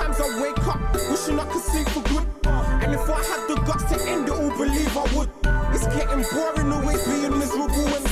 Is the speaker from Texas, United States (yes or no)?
no; Santa Maria, California, United States; we did grow up in Santa Maria